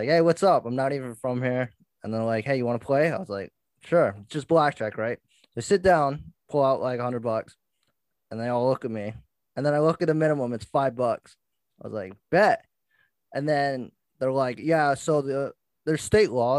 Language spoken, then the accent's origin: English; Massachusetts, United States; I'm from Mass.